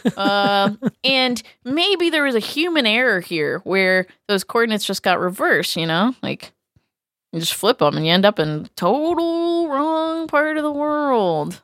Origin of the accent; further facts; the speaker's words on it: New England, United States; I'm from New England.